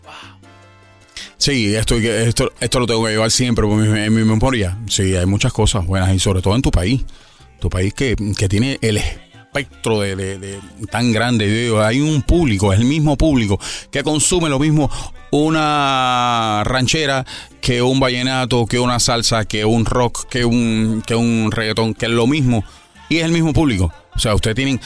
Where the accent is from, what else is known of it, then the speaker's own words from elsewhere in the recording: Havana, Cuba; Yo soy cubano, nací en La Habana